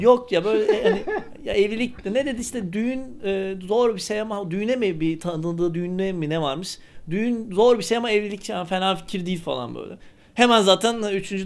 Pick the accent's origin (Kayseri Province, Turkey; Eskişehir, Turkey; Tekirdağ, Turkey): Eskişehir, Turkey; ben Eskişehirli olarak